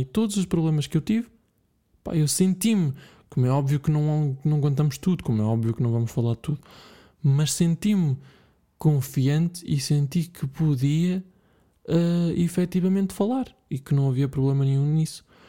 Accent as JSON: {"language": "Portuguese", "town": "Bragança", "region": "Norte", "country": "Portugal", "tie": "born or raised there", "said": "eu cresci em Bragança, uh, se vocês não sabiam, já, eu sou de Bragança."}